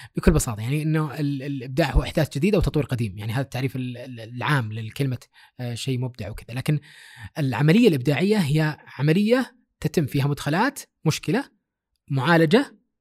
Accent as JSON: {"language": "Arabic", "country": "Saudi Arabia", "said": "هنا عندنا في السعوديه"}